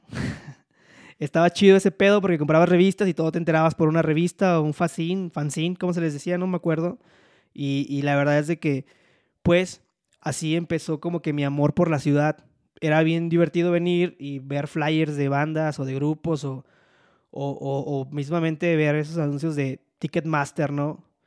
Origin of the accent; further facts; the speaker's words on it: Poza Rica, Veracruz, Mexico; accent: hablo cantado; people say he sounds norteño; moved away as an adult; now in Mexico City, Mexico; soy oriundo de Poza Rica, Veracruz, pero resido en la Ciudad de México